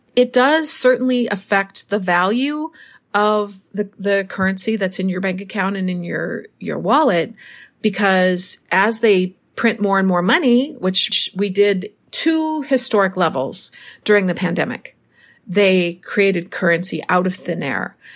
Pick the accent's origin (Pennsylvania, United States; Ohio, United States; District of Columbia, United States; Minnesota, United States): Minnesota, United States; now in Mexico; Minnesota, my hometown